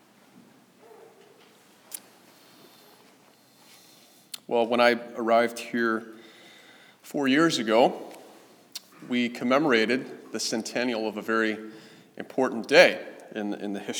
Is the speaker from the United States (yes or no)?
yes; Kansas City, Missouri, United States; I grew up in Kansas City